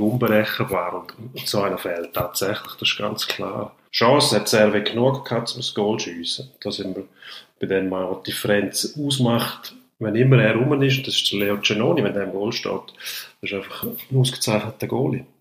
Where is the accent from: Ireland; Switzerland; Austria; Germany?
Switzerland; bei uns in der Schweiz.